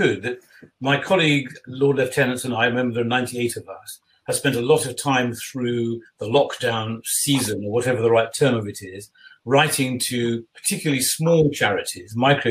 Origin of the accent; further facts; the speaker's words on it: United Kingdom; as a Brit